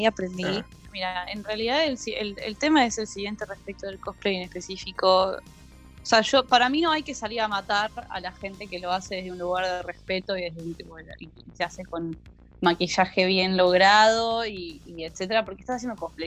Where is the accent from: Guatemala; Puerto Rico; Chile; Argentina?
Argentina; a los argentinos